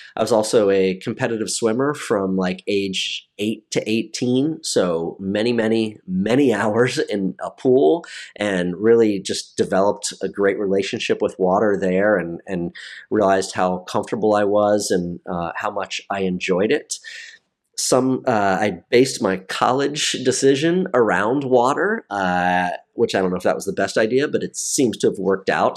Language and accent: English; Maryland, United States; moved away as an adult; also born or lived in North Carolina / Washington, D.C. / Hawaii / Annapolis; my home state of Maryland